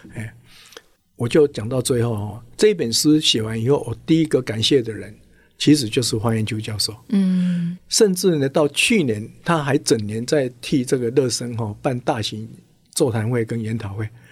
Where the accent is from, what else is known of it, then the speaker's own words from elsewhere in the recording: Tainan, Taiwan; 我故乡胡城嘛，哦，台南